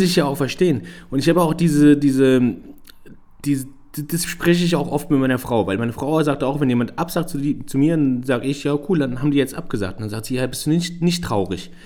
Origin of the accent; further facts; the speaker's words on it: Germany; ich bin hier geboren, hier aufgewachsen, trotzdem sehe ich mich als Ausländer. Jetzt mhm. nicht, weil ich Deutschland nicht mag. Deutschland ist meine Heimat, definitiv.